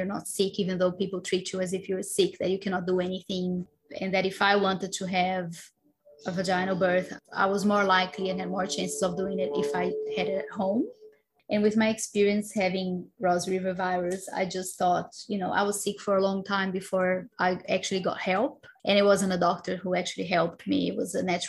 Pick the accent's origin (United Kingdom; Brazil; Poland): Brazil; moved away; I come from Brazil where, you know, women usually book their C-section